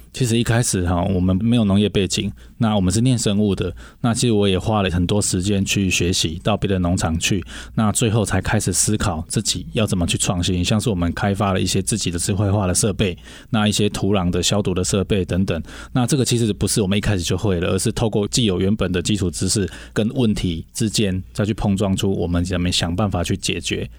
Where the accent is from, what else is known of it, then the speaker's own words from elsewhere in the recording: Shuilin, Yunlin County, Taiwan; moved away as an adult; 从小就在乡下长大